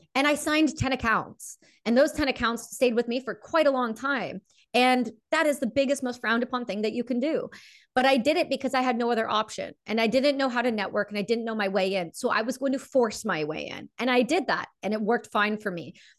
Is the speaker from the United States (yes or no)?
no; Canada; I'm a Canadian veteran